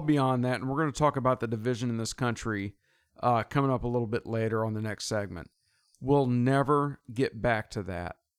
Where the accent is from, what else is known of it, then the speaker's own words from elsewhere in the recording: United States; growing up in America